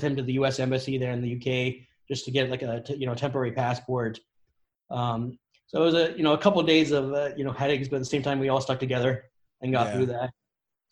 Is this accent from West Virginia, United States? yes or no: no; Sierra Madre, California, United States; also born or lived in Tucson, Arizona; I was born and raised in Southern California from Sierra Madre originally